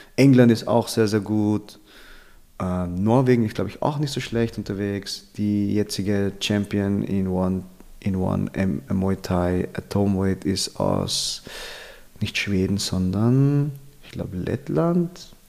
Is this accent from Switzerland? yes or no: no; Vienna, Austria; meine Eltern kommen aus den Philippinen, ich bin okay. in Wien aufgewachsen